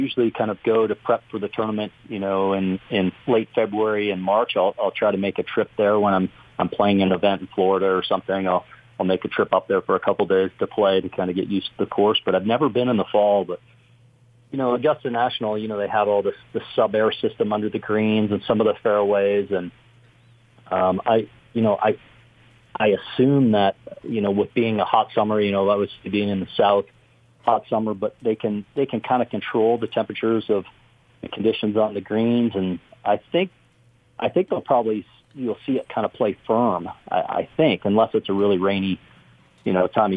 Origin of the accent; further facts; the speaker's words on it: Canada; moved away; growing up in Canada